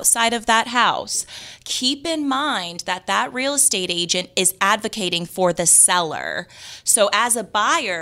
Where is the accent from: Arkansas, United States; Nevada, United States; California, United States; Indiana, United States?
Nevada, United States; Las Vegas; moved away; I'm from Las Vegas